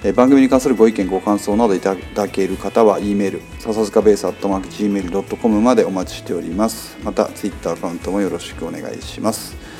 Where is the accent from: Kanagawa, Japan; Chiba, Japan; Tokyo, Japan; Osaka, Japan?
Kanagawa, Japan; Yokohama; 僕横浜出身じゃないですか。